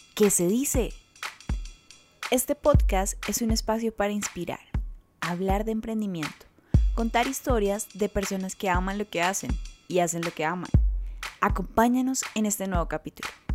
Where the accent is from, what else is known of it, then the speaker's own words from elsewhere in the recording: Palmira, Valle del Cauca, Colombia; moved away as an adult; also born or lived in Bogotá / Cali; nací en Palmira Valle